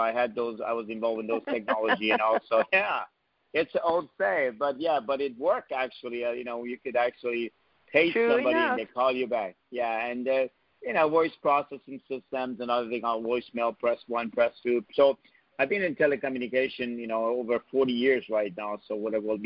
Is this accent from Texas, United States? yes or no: no; New York, United States; moved away as an adult; now in Silicon Valley, United States; I'm a New Yorker and been here